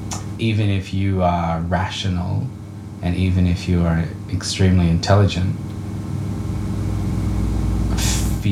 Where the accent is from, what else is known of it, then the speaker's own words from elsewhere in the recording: Darwin, Northern Territory, Australia; growing up in Darwin.